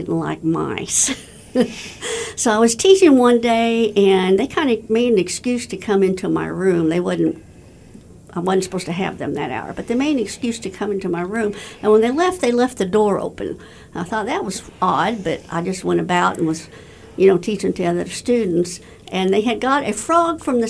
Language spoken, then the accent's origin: English; Warrensburg, Missouri, United States; I was born in Warrensburg. I live in Warrensburg. I went to college in Warrensburg.